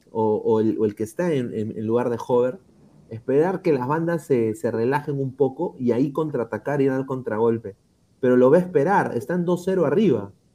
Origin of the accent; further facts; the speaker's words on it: Peru; como peruano